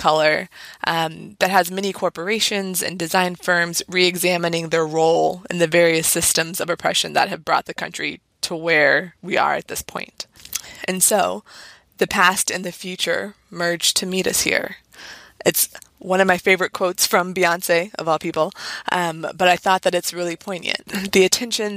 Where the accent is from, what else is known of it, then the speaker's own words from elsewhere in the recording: Northern Virginia, United States; I grew up in the Northern Virginia area and spent a lot of weekends in DC